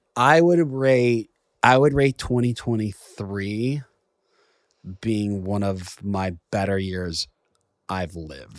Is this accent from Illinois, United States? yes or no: yes; Chicago, Illinois, United States; now in New York, United States; I'm from Chicago